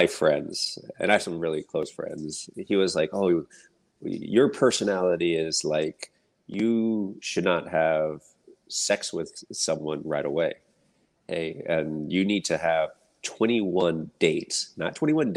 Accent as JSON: {"language": "English", "country": "United States", "tie": "born or raised there", "said": "I was born and raised here in the States"}